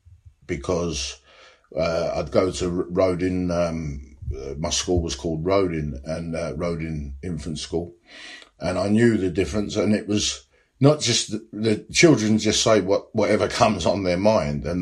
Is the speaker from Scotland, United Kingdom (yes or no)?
no; Dagenham, London, United Kingdom; also born or lived in Paddington, London; I was born in this country, but I was raised by good old-fashioned English Cockney people, white people in Dagenham.